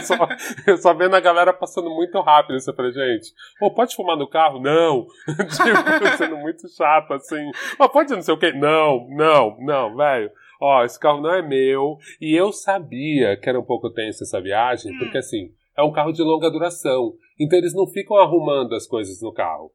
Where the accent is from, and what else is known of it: São Paulo, Brazil